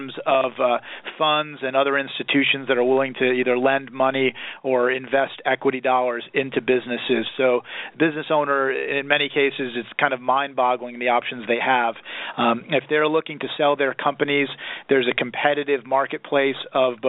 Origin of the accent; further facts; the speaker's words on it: New York City, New York, United States; moved away as an adult; also born or lived in Philadelphia, Pennsylvania; now in Southern California, United States; I grew up in and around New York City